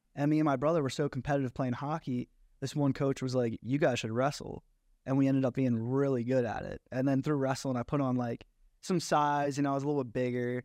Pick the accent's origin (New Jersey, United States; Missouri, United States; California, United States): New Jersey, United States; Egg Harbor Township; moved away as an adult; also born or lived in Galloway, New Jersey / Atlantic City, New Jersey; I was raised in Egg Arbor Township